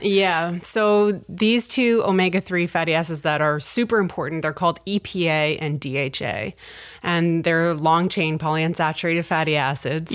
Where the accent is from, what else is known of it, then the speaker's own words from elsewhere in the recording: Ontario, Canada; now in Truro, Canada; I grew up in Ontario